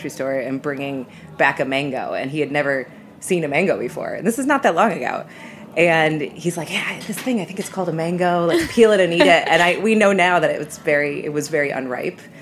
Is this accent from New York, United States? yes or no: yes; Western New York, United States; I'm from Western New York, a small town